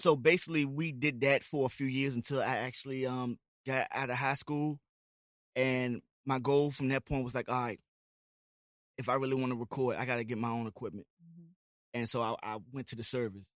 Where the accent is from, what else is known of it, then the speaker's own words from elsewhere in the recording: Amelia, Virginia, United States; I'm from Amelia, Virginia